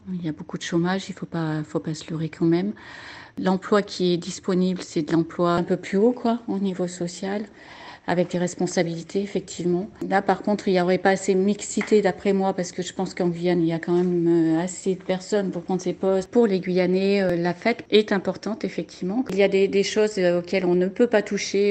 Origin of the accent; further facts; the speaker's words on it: France; moved away as an adult; on est parti de la France